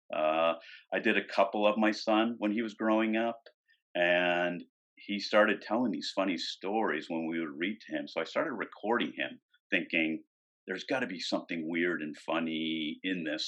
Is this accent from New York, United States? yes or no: no; right outside of Boston, Massachusetts, United States; moved away; I'm from the East Coast, right outside of Boston